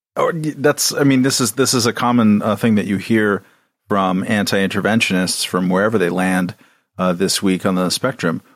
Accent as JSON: {"language": "English", "area": "a town neighboring Compton", "region": "California", "country": "United States", "tie": "born or raised there"}